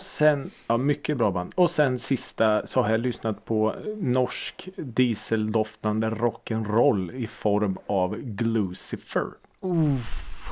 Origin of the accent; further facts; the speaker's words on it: Norrköping, Östergötland, Sweden; jag är ju född och uppvuxen i Norrköping.